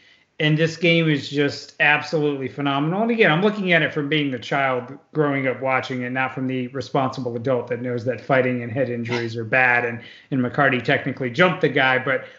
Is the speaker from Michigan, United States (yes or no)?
yes; Detroit, Michigan, United States; one of the moments that really seeded my Red Wings fandom, just like growing up in Detroit